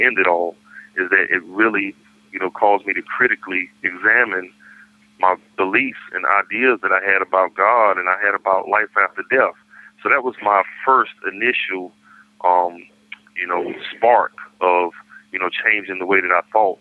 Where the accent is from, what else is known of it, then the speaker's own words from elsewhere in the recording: Raleigh, North Carolina, United States; I'm from Raleigh